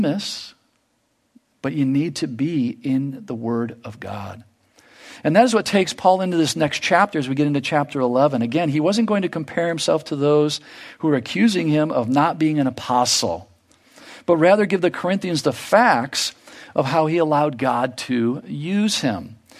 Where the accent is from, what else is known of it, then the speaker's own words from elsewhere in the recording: United States; in our lives here as American